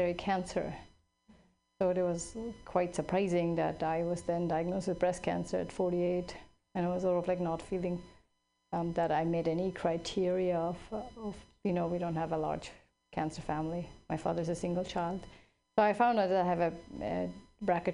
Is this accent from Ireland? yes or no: no; Switzerland; now in California, United States; I grew up in Switzerland